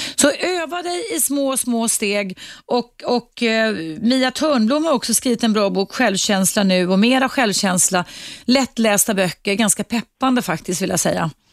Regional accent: Dalarna County, Sweden; now in Stockholm, Sweden; som en svensk tjej från Dalarna faktiskt, där jag kommer ifrån

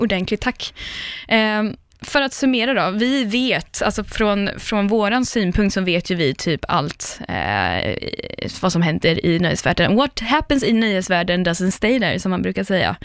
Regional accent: Linköping, Östergötland, Sweden; moved away as an adult; also born or lived in London; now in Stockholm, Sweden; jag är från Linköping

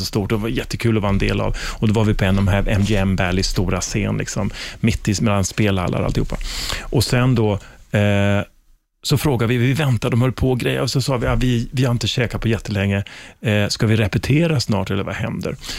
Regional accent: Sweden; som svensk

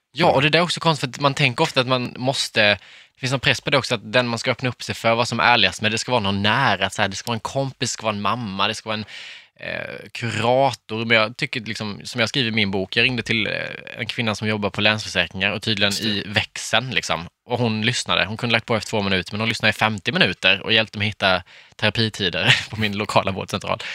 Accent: Värnamo, Jönköping County, Sweden; moved away; Och det finns en liksom, krog i Värnamo där jag är ifrån.

